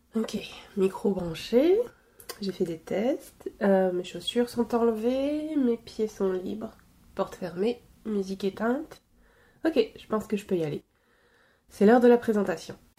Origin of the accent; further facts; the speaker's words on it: Normandy, France; moved away as an adult; also born or lived in Belgium; now in Quebec, Canada; La Normandie, c'est ma région natale, c'est ma région d'enfance.